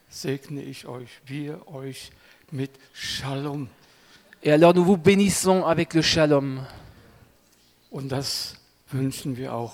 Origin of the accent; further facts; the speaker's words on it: Germany; Und als Deutscher möchte ich mich nochmals entschuldigen für all das Leid, was wir nicht nur Frankreich angetan haben, sondern vielen, vielen Ländern in Europa.